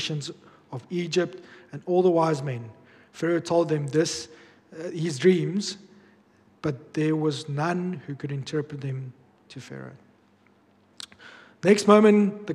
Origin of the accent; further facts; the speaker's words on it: Bloemfontein, Free State, South Africa; moved away; when I grew up back in Bloom